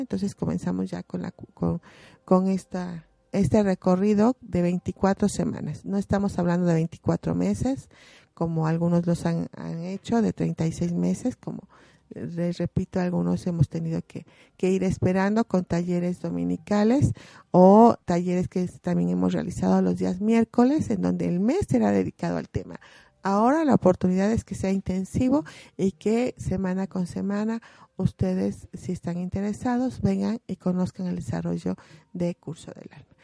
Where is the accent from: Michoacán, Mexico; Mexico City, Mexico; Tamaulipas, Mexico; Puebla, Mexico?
Puebla, Mexico; como poblanos nosotros eh, también eh, enriquecemos esas costumbres